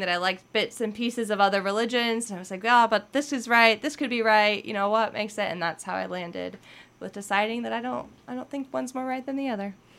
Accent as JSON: {"language": "English", "country": "United States", "said": "we're American and then we're Christian"}